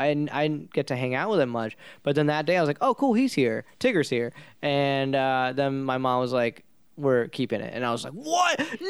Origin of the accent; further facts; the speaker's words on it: India; You know, I'm Indian, so doctor, lawyer, anything like anything that's not being a band or a comedian